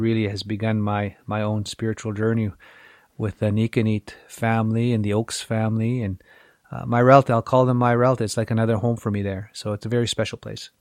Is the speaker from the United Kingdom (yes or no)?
no; Little Black Bear, Saskatchewan, Canada; We grew up on Little Black Bear on the east side of the reservation.